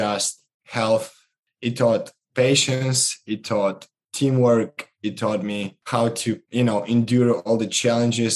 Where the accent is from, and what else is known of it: Moldova; born or raised there; moved away as an adult